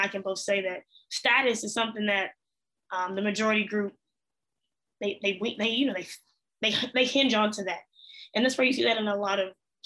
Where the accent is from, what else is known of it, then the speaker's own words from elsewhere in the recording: Fort Worth, Texas, United States; also born or lived in Arlington, Texas; I'm from Arlington, but I grew up in Fort Worth, which is another mid-sized city here.